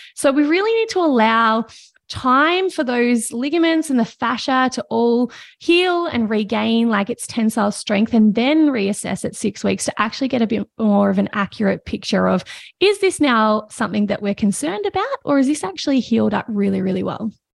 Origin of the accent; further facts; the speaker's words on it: Victoria, Australia; I grew up in Victoria, in Australia